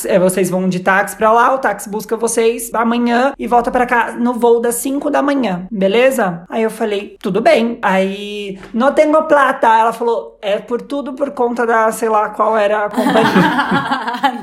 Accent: Brazil; eu sou do Brasil e não falo muito bem espanhol.

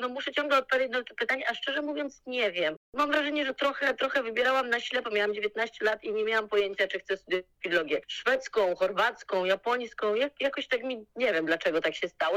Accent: Poland; moved away as an adult; also born or lived in Zagreb, Croatia; jestem z Polski

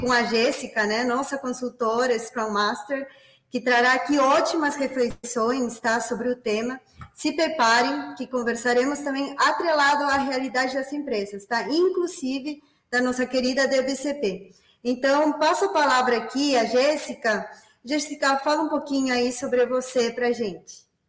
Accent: Peru; Portuguese is a second language; moved away as an adult; now in Brazil; eu nasci no Peru, portanto, este sotaque diferenciado acompanhará vocês nos próximos minutos, né? É, eu moro no Brasil desde 2013

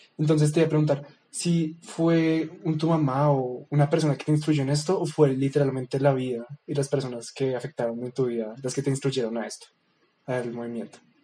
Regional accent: Bogotá, Colombia; nosotros somos bogotanos, ¿no? Somos colombianos

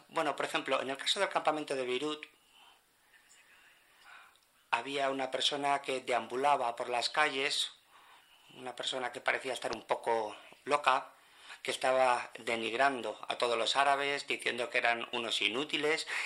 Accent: Colombia; Yo no soy de España, yo soy colombiana.

